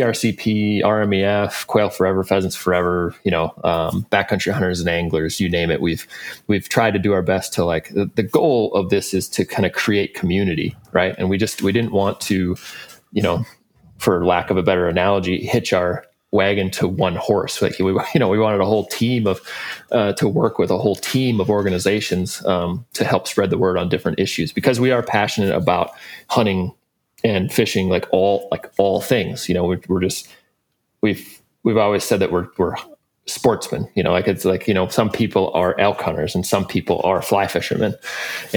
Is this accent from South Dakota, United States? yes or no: yes; South Dakota, United States; Josh and I grew up in South Dakota